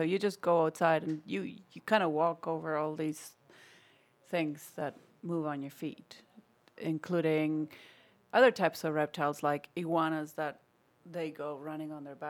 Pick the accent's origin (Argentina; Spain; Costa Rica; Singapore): Argentina; moved away; So I'm from Argentina.